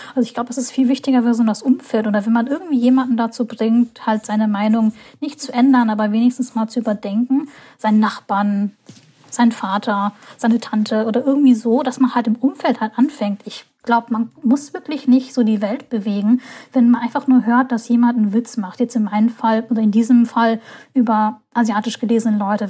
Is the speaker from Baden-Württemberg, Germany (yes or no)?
no; Hamburg, Germany; in Hamburg, meine Heimatstadt